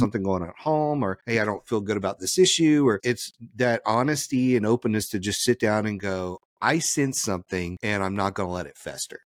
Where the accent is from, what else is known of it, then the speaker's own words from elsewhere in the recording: Louisiana, United States; I'm from Louisiana